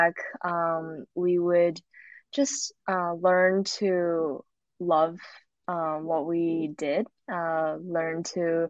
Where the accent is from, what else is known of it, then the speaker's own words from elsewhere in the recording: Southern California, United States; moved away; I am from California, Southern California